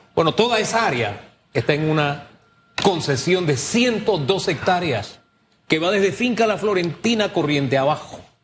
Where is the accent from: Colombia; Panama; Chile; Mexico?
Panama; los panameños le llamábamos, oleaje